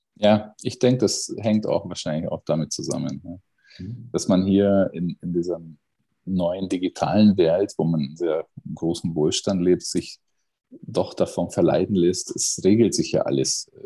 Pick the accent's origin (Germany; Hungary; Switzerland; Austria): Hungary; Miskolc, Borsod-Abaúj-Zemplén; moved away; aus Mischkolz. Das ist meine Geburtsstadt äh, im, im Osten von Ungarn